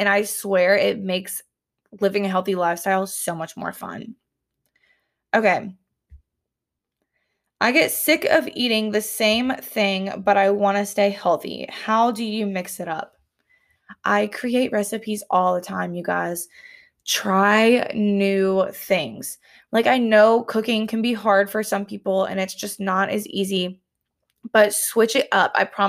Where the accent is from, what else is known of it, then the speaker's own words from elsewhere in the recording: Columbia, South Carolina, United States; My hometown has trains. Columbia, South Carolina has trains.